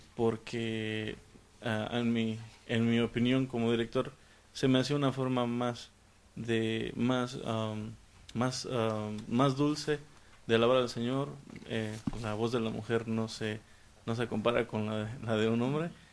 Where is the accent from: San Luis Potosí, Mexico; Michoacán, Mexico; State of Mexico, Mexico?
San Luis Potosí, Mexico; moved away; vengo del estado de San Luis Potosí de México